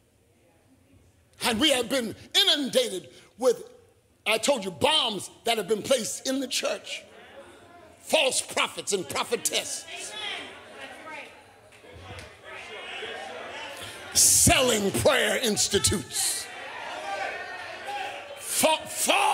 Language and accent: English; United States; I am an American